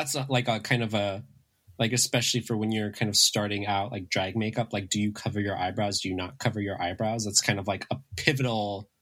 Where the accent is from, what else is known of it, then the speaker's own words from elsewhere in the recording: San Gabriel Valley, greater Los Angeles area, California, United States; I grew up in the San Gabriel Valley, where I actually currently am, in the LA, kind of the greater LA area